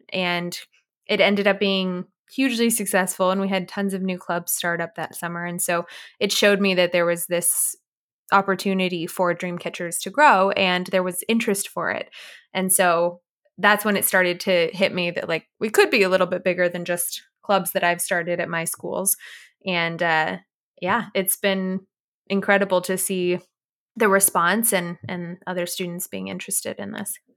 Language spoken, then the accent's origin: English; Orange County, Southern California, United States; I was born and raised in Southern California in Orange County area